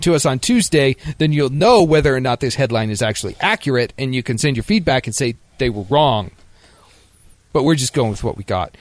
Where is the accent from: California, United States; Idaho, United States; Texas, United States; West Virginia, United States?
Idaho, United States; moved away; I'm from Idaho, man.